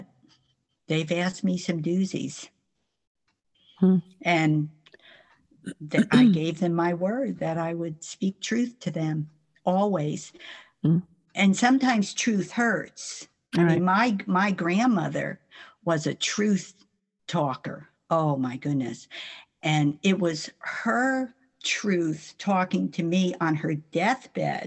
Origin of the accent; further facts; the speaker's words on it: New Jersey, United States; moved away; also born or lived in South Florida / North Carolina; I'm from New Jersey